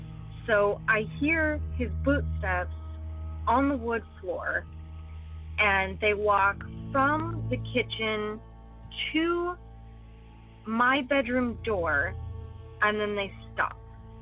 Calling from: California, United States; I'm calling from California. And my parents' house is kind of in the middle of nowhere.

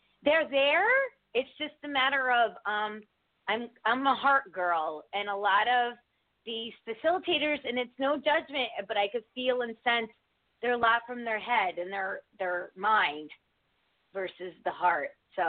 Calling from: Connecticut, United States

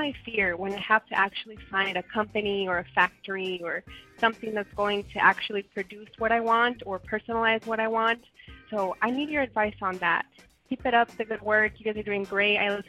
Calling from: Phoenix, Arizona, United States; I'm calling from Phoenix, Arizona

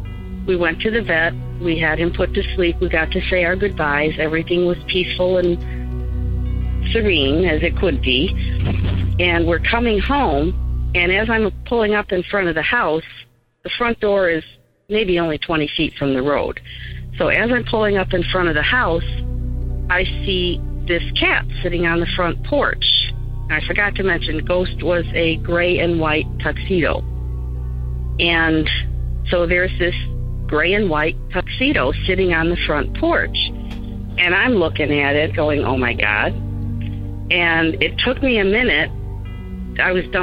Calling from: Chicago, Illinois, United States; I'm calling from the Chicago area

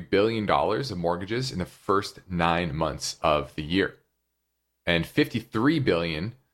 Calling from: North Carolina, United States

